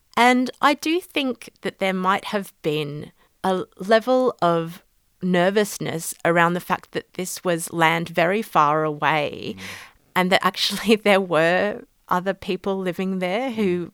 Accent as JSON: {"language": "English", "country": "Australia", "moved": "as an adult", "lives_now": "London, United Kingdom", "said": "I'm based in London now, but I did my law degree in Australia and I'm Australian originally"}